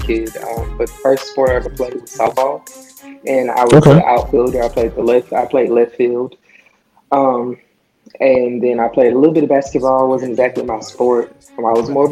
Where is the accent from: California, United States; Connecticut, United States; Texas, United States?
Texas, United States; Houston; I am from Houston, Texas. I live in Houston, Texas.